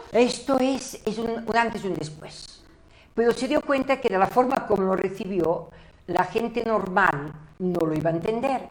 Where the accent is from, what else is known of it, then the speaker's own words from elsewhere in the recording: Barcelona, Catalonia, Spain; yo nací en Barcelona